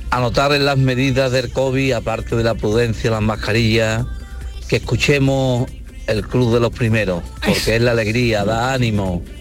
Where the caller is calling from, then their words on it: Málaga, Andalusia, Spain; Bueno, me voy a presentar, soy … de Málaga, el que va todos los días con la rosca para el interior, para Valle de Guadalhorce.